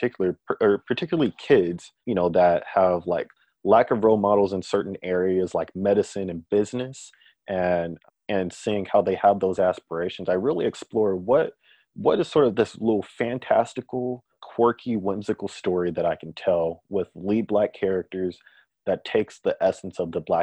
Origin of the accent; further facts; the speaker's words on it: Bay Area, California, United States; moved away as an adult; also born or lived in Hawaii / Oregon; now in Portland, United States; I'm from the Bay Area in California